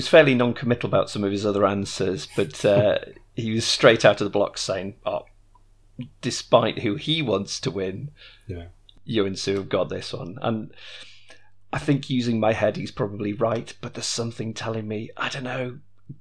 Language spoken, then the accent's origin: English; the Northwest, North West England, United Kingdom; I grew up in the Northwest